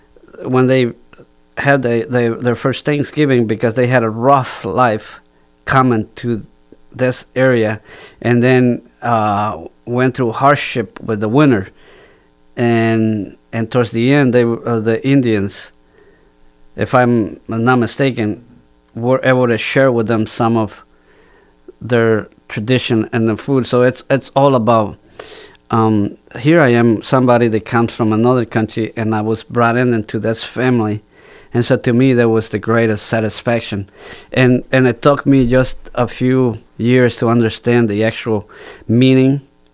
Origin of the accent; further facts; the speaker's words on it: Guatemala; born there; moved away; So I don't feel that I was born in Guatemala. I feel like I was born here.